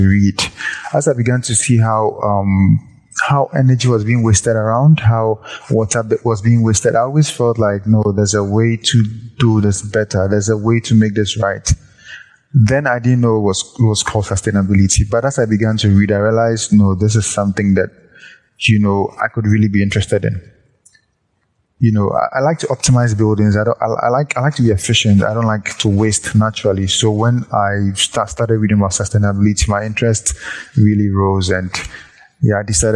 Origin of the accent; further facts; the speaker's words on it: Ghana; I come from Ghana, West Africa. So I'm 100% Ghanaian.